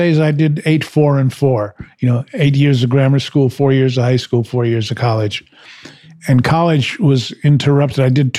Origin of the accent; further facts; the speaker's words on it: New York City, New York, United States; moved away as an adult; also born or lived in San Francisco; I was a New Yorker. I was born and raised in Washington Heights in Manhattan. Now they call it Hudson Heights